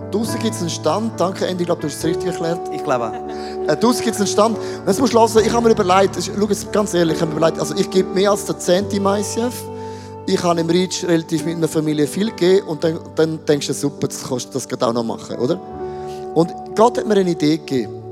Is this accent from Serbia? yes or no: no; Switzerland; es tut mir gut, als Schweizer auch ein bisschen Fasten zu lernen.